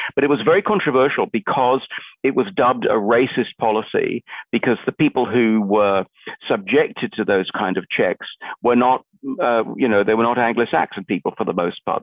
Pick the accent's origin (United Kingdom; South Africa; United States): United Kingdom; England; moved away as an adult; now in Australia; I'm a migrant from the United Kingdom, where I was born and brought up, uh, from England